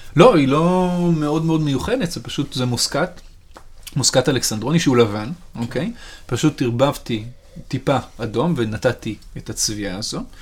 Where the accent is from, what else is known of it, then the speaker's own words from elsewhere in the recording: Sharon, Central District, Israel; אני במקור מהשרון, ובשרון כשאני גדלתי היו פחות בניינים ויותר פרדסים